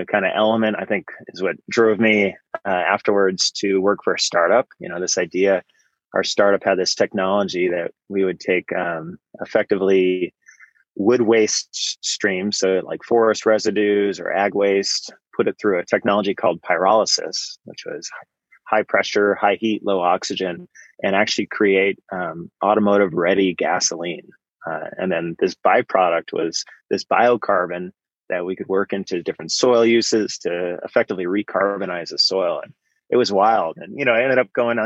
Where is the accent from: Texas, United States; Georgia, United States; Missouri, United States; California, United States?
California, United States; Bay Area; I grew up in the Bay Area, kind of out in the suburbs there.